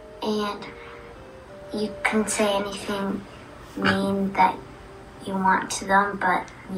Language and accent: English; Indiana, United States; I'm 11 years old, and I'm from Indiana.